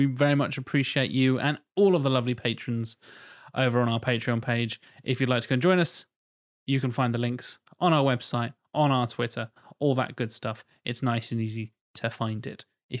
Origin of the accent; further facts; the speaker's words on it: Norfolk, East of England, United Kingdom; also born or lived in Norwich; I was born in Norwich, but grew up in Norfolk.